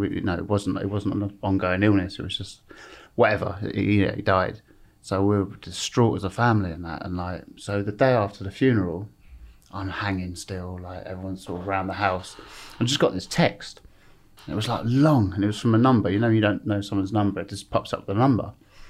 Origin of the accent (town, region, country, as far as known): Epsom, South East England, United Kingdom